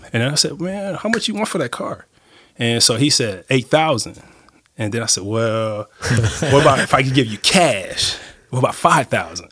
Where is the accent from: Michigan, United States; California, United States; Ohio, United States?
California, United States; Los Angeles; moved away as an adult; now in Nacogdoches, United States; I was brought up in Los Angeles